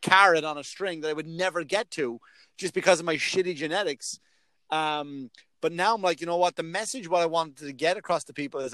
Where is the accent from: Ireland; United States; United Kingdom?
Ireland; moved away; I'm Irish